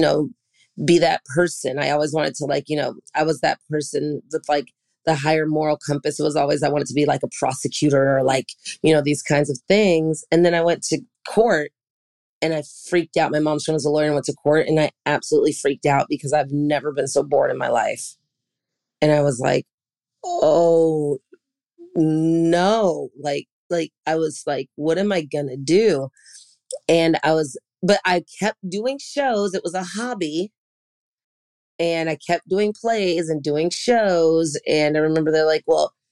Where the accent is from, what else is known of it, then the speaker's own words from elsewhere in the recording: San Francisco, California, United States; I'm from San Francisco